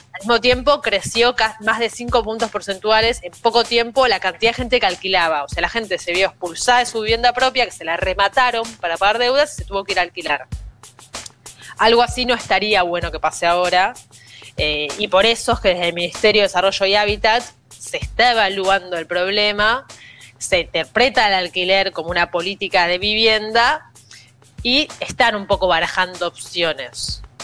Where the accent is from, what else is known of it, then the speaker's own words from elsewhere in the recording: Argentina; now in Buenos Aires, Argentina; nuestro país